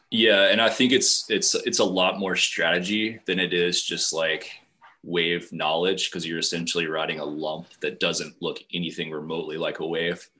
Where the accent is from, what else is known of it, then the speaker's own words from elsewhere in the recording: Appalachian Mountains, Western Virginia, United States; moved away as an adult; also born or lived in Mexico; now in Charleston, United States; I grew up in Western Virginia, not West Virginia, in the Appalachian Mountains, uh, right off Interstate 77.